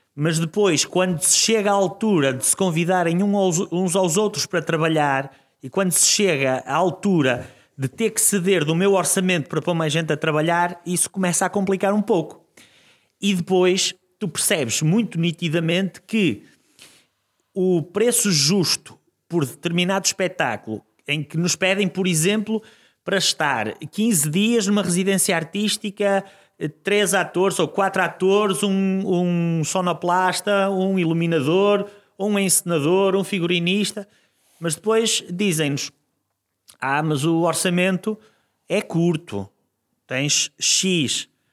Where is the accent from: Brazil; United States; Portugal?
Portugal; Guimarães, Norte; also born or lived in Joane, Vila Nova de Famalicão; Eu sou, eu sou de Ronf, Guimarães, mas estudei uh, no secundário, na preparatória e no secundário em Joano, que já é Famalicão